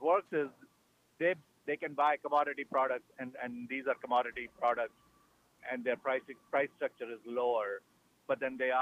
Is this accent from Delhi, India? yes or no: yes; New Delhi, Delhi, India; moved away as an adult; also born or lived in Chicago / Hyde Park, New York / Boston / New Jersey; I'm a native of India